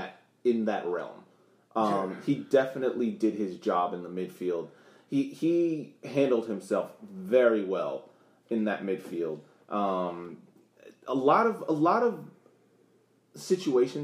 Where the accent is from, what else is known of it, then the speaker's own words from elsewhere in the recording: Boston, Massachusetts, United States; I'm from Boston